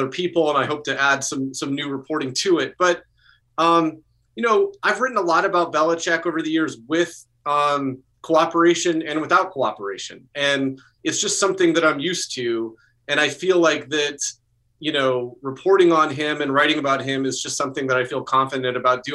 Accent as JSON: {"language": "English", "region": "Colorado", "country": "United States", "tie": "born or raised there", "said": "I grew up, I was born in Colorado."}